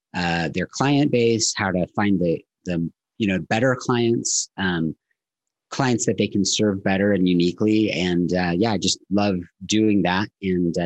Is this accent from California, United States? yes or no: yes; Southern California, United States; now in Utah, United States; I grew up in Southern California